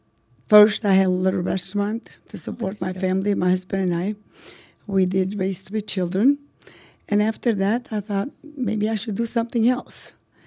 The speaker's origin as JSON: {"language": "English", "country": "North Macedonia", "tie": "born or raised there", "also_born_or_lived": "Albania", "second_language": "English", "moved": "as an adult", "lives_now": "United States", "said": "I'm originally Albanian. My family is all from Albania. I was born and raised in northern Macedonia."}